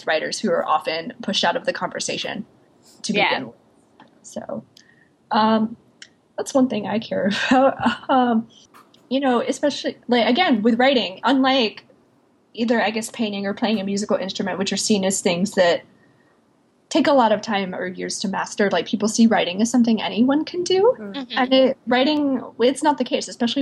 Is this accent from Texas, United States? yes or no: no; North Carolina, United States